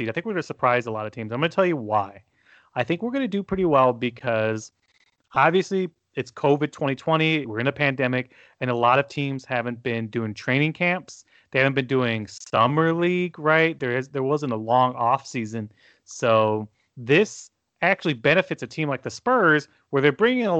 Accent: United States; as an American

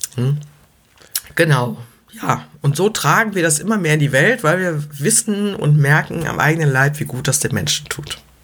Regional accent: Leverkusen, North Rhine-Westphalia, Germany; ich komme aus Leverkusen

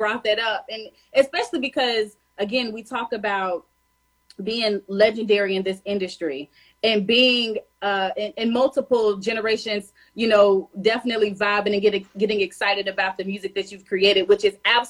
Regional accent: Tennessee, United States; now in DMV area, United States; I'm from Tennessee, but I'm located in the DMV area.

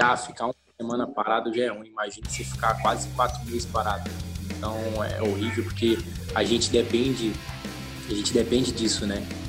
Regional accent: Uberlândia, Minas Gerais, Brazil; moved away; eu sou de Uberlândia

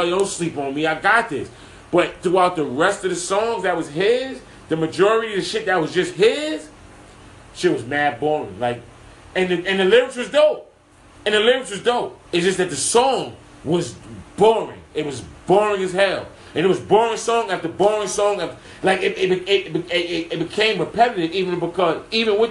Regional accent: New York City, New York, United States; I'm from Harlem

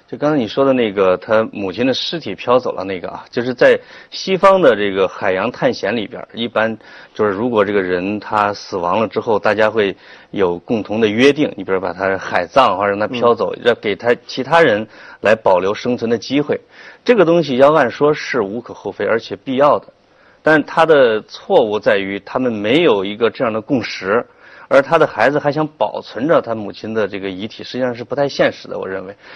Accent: China; 我们中国人

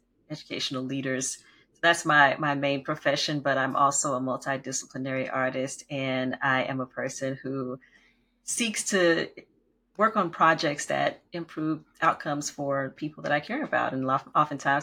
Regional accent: Oakdale, Louisiana, United States; I grew up in the Deep South, we like to say, in Oakdale, Louisiana

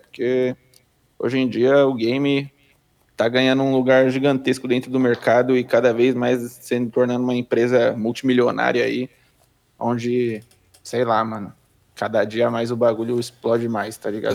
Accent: São Bernardo do Campo, São Paulo, Brazil; sou de São Bernardo do Campo, São Paulo

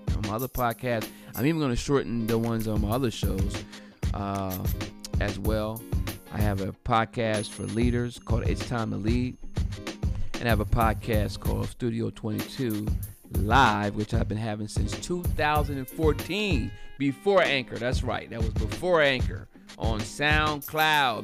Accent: Delaware, United States; my home state of Delaware.

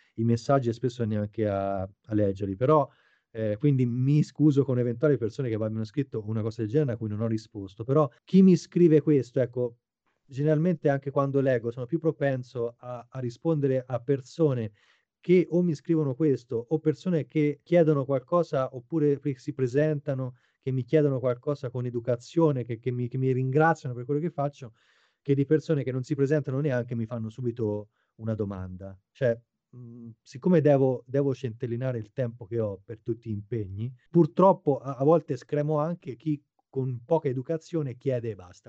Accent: Arezzo, Tuscany, Italy; moved away as an adult; now in Japan; sono nato ad Arezzo, in eh, Toscana, nel 1980

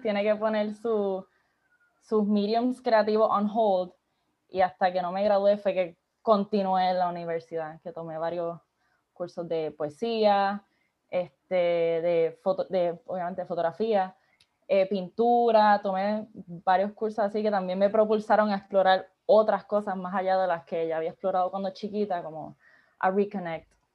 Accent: Isabela, Puerto Rico; also born or lived in Aguadilla, Puerto Rico; yo digo que soy de Isabela slash Aguadilla, porque pues mis papás se divorciaron, so estoy como que me crié en both

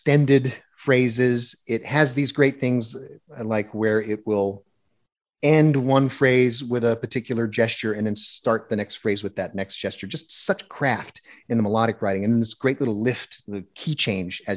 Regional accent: United States; I'm an American

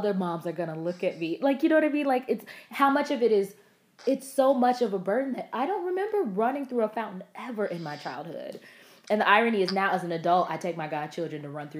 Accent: Florida, United States; now in Georgia, United States; I grew up in Florida

